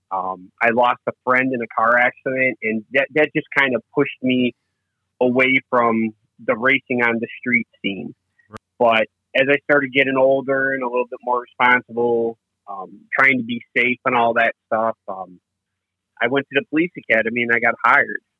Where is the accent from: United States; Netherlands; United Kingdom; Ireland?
United States; suburbs of Chicago, Illinois; also born or lived in Frankfort, Illinois; I'm from the suburbs of Chicago. I live in Frankfort, Illinois